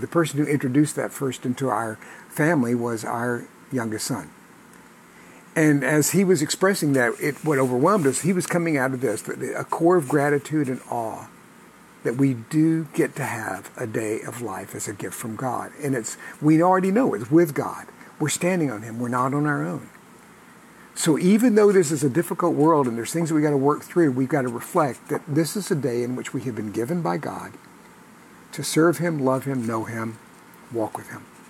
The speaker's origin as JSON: {"language": "English", "country": "United States"}